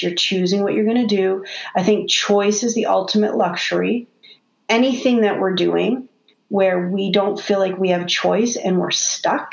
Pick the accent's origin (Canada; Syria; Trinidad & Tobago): Canada; I'm Canadian